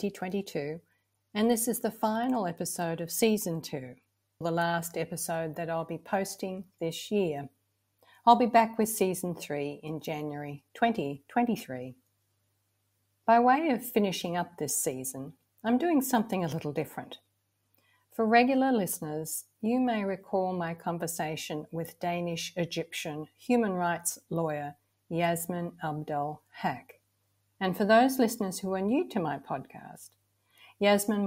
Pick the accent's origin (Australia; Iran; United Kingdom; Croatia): Australia; Victoria; moved away; my Australian childhood was somewhat ideal. Lots of freedom to be outdoors, always a feeling of safety and security. We lived about 2 hours southeast of Melbourne, in a small town.